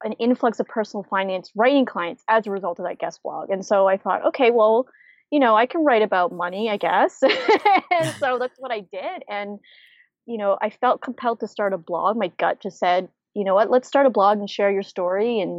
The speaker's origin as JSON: {"language": "English", "country": "Canada", "moved": "as an adult", "lives_now": "United States", "said": "I'm originally from Canada and my husband's from the US. And so when I first moved to the US"}